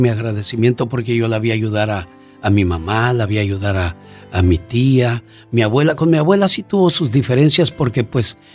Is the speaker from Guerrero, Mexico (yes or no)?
yes; Guerrero, Mexico; also born or lived in Mexico City; por decir de dónde soy yo, lo digo que soy de Guerrero. Y lo digo con cariño, porque es cierto, los de Guerrero no me aceptaban porque decían que yo era chilango.